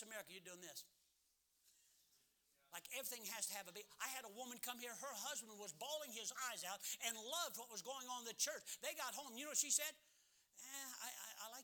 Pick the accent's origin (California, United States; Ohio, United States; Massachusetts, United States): Ohio, United States; Cleveland; I was born 15th in Cleveland